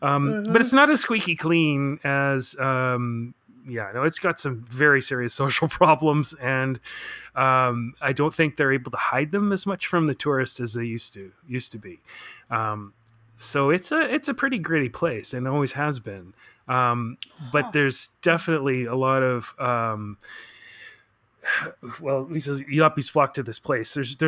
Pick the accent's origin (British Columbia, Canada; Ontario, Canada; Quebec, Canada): British Columbia, Canada; Oak Bay; where I grew up in Oak Bay